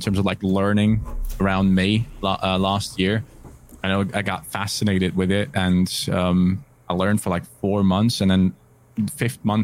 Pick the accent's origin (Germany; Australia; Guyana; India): Germany; English is a second language; I'm from Germany